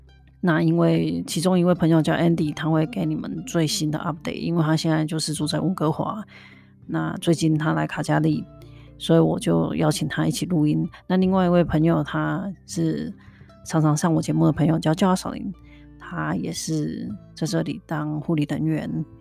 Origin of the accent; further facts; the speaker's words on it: Kaohsiung, Taiwan; now in Canada; 他是高雄的，跟我一样，所以我们讲话的口音是很相似的。